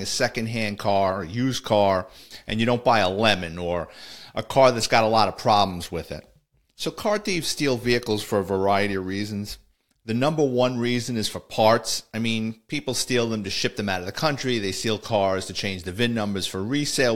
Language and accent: English; New York City, New York, United States; my childhood and growing up in the Bronx